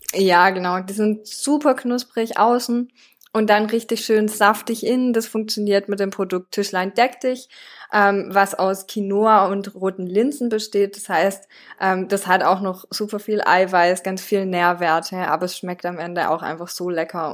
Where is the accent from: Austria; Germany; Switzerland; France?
France; moved away; ich bin in Frankreich aufgewachsen.